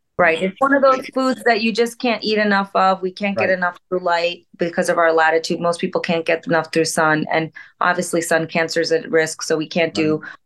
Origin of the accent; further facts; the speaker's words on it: India; As an Indian physician